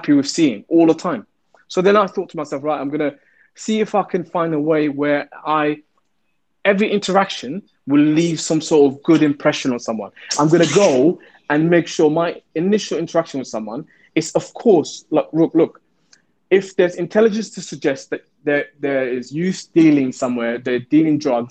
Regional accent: London, United Kingdom; I'm a Londoner, I'm going to, you know, I'm from the Somali community

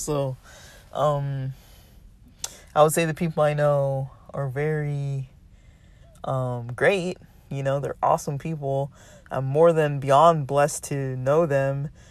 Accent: United States; Western American culture, we socialize in a certain way

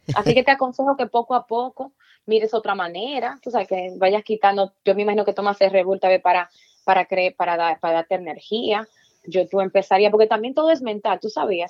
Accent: Dominican Republic; moved away; also born or lived in Virginia; Yo nací en la República Dominicana

